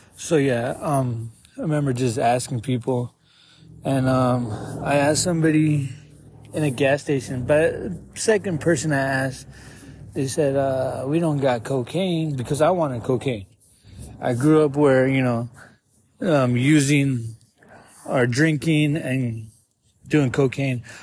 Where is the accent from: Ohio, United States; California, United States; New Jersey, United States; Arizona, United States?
Arizona, United States; Tucson; I'm from Tucson, 36 years old